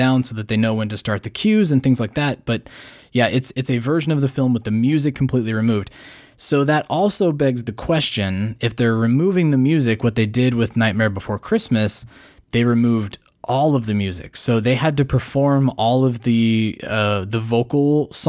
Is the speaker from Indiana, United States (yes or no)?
no; Colorado, United States; I just pulled Colorado in my head because it's my hometown.